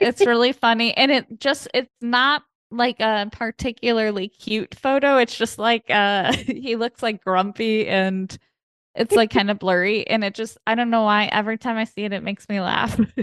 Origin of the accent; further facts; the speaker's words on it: Chicago, Illinois, United States; now in Los Angeles, United States; I'm from Chicago, I'm from, like, the Midwest